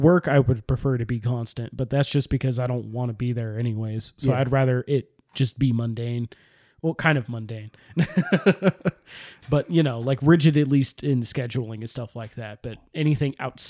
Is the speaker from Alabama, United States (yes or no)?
no; California, United States; I'm from Cali.